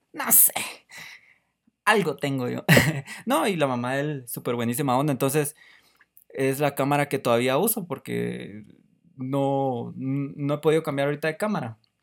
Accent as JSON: {"language": "Spanish", "country": "Guatemala", "said": "soy de Guatemala"}